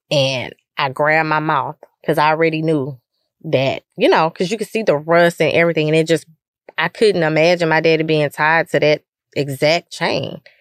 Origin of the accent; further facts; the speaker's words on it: Lufkin, Texas, United States; You know, I grew up in Lufkin um, but I never really experienced any any racial division